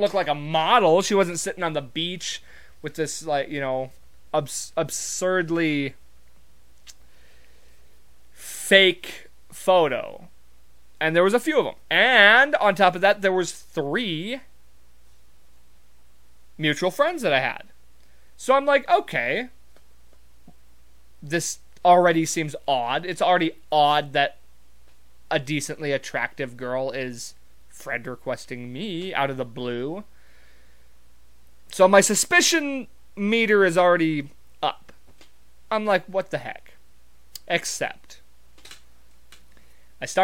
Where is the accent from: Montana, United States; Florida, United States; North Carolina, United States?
Montana, United States; I'm from Montana.